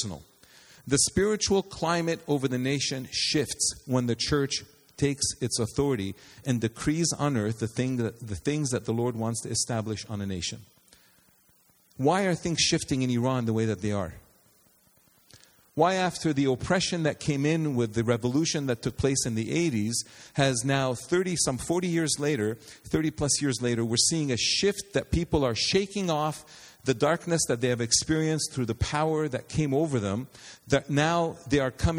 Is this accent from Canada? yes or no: yes; Canada; We, Canadians, we are Canadian